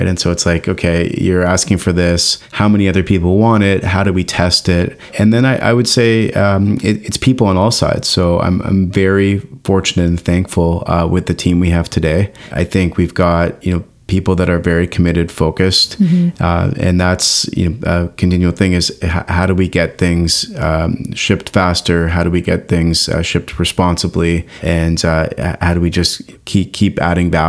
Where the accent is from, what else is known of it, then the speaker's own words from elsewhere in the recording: Canada; as a Canadian